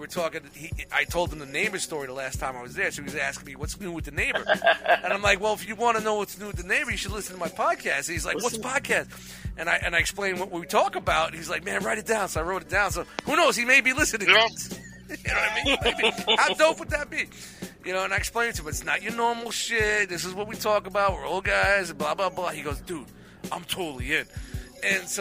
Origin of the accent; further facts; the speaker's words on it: New York City, New York, United States; moved away; when I grew up in Brooklyn